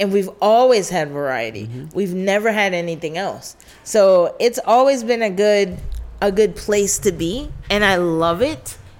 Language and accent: English; New York City, New York, United States; I'm so grateful that I was raised in New York, born and raised. I'm a native New Yorker.